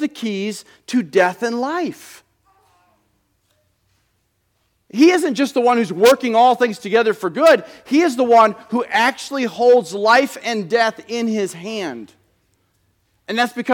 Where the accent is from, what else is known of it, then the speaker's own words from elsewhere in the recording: United States; as American Christians